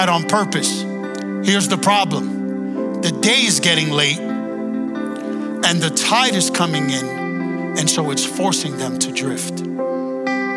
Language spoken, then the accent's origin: English; New York City, New York, United States; I was born and raised in Brooklyn, Queens